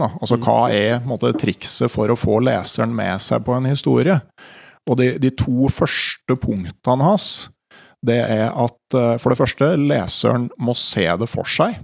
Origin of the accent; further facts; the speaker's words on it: Gausdal, Innlandet, Norway; Hjemme i Gausdal